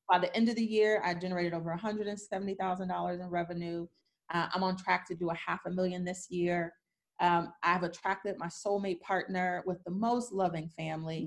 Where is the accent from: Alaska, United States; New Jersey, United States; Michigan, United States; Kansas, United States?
Michigan, United States; Detroit; I grew up poor in Detroit